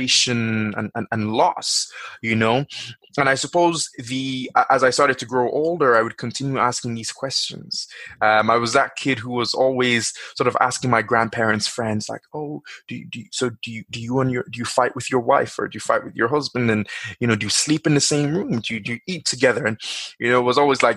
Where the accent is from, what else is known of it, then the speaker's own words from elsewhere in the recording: Nigeria; now in Dublin, Ireland; I was born in Nigeria